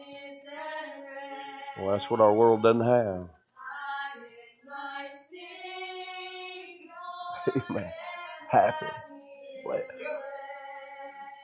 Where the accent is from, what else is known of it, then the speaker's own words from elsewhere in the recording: Alabama, United States; also born or lived in South Carolina; now in Greenville, United States; I am from South Carolina. Actually, I'm from Alabama.